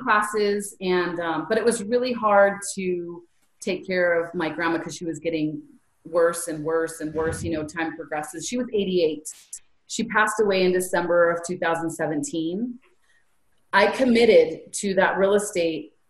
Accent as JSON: {"language": "English", "region": "California", "country": "United States", "said": "I'm from Cali"}